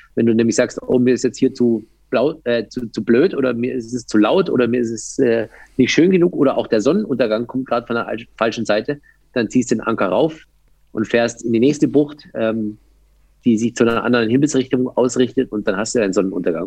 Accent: Landsberg am Lech, Bavaria, Germany; now in Berlin, Germany; Also ich komme eigentlich aus den Bergen so ein bisschen. Ja. Ich habe äh, aus Landsberg am Lech hast du so eine gute Stunde bis zum Fuß der, äh, der Zugspitze.

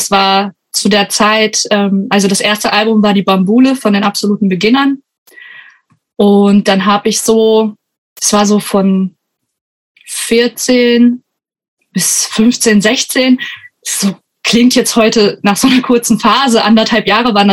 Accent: Germany; Also ich komme auch nicht direkt aus Frankenberg, sondern noch aus einem Dorf in der Umgebung.

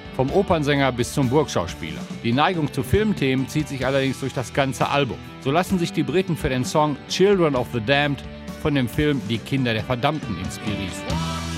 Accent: Dortmund, North Rhine-Westphalia, Germany; Ich komme aus Dortmund

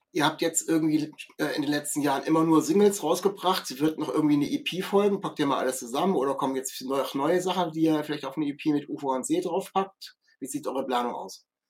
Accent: Kassel, Hesse, Germany; ich komme aus Kassel

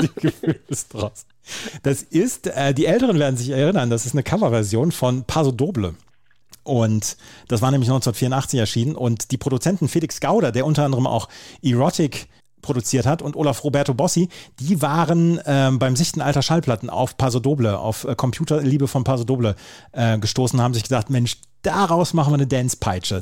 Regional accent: Bad Oeynhausen, North Rhine-Westphalia, Germany; in meinem Heimatort

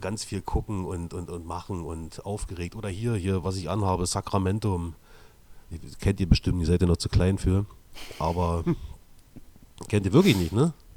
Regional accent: East Germany, Germany; mich als Ossi

